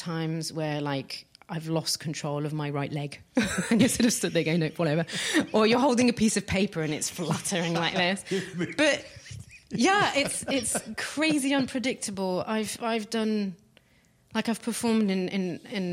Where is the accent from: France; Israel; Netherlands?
France; near Paris, Île-de-France; moved away; I grew up near Paris